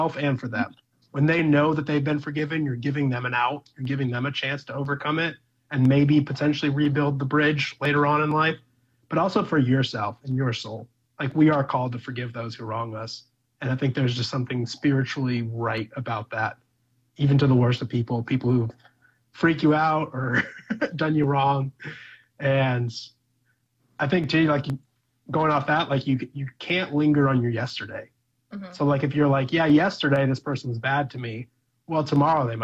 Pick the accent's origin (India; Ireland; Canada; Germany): Ireland; I'm Irish